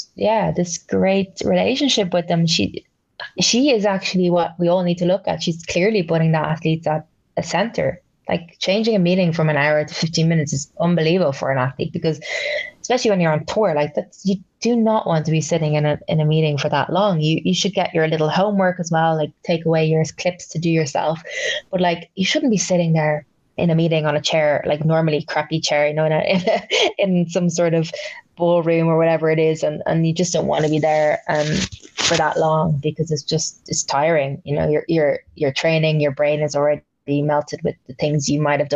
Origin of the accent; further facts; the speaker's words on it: Ireland; I was living in Ireland, obviously, and growing up in Ireland